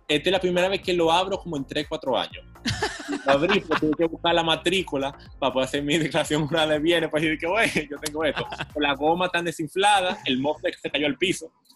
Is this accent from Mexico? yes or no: no; Santo Domingo, Distrito Nacional, Dominican Republic; yo en verdad nací en la Clínica Abreu eh, en el 90 Ahí frente al Parque Universal de Hostos